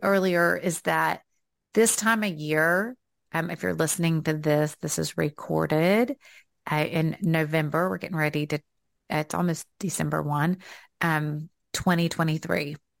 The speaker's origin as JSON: {"language": "English", "region": "the South", "country": "United States", "accent": "Southern", "said": "here comes out my Southern accent"}